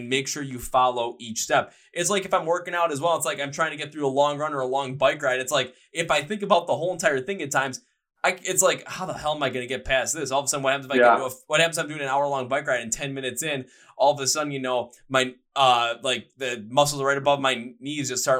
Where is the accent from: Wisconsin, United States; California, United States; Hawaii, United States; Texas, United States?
Wisconsin, United States; Milwaukee; I'm from Milwaukee. I'm from where beer lives